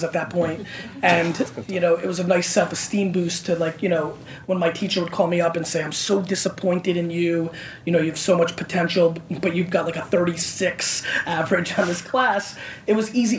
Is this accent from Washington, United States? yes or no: no; Edison, New Jersey, United States; also born or lived in Belarus / Queens, New York; And then I moved to New Jersey and basically grew up in Edison, New Jersey.